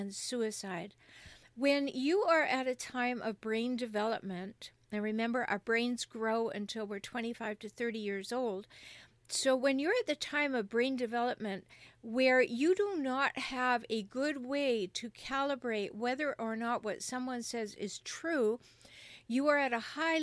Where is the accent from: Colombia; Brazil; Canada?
Canada; now in United States; particularly in the United States where I live, but I'm from Canada